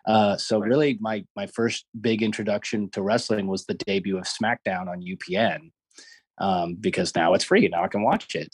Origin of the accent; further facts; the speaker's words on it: Los Angeles, California, United States; growing up in Los Angeles